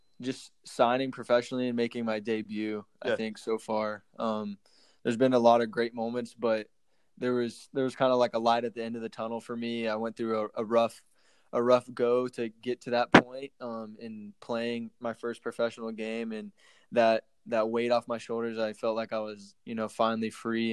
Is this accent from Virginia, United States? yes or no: no; Frisco, Texas, United States; moved away as an adult; also born or lived in North Carolina / Sacramento, California; now in San Antonio, United States; I'm a Texas boy, born and raised in Frisco, Texas, played soccer growing up my whole life